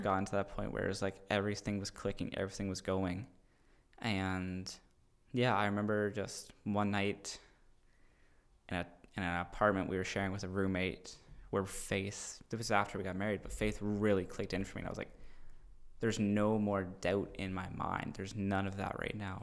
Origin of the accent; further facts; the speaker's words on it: Cambridge, Ontario, Canada; moved away as an adult; also born or lived in Guelph; now in Wainfleet, Canada; we both grew up in Cambridge